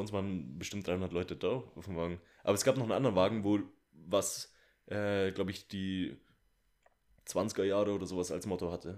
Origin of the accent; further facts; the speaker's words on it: Bavaria, Germany; also born or lived in Munich; bei uns in Bayern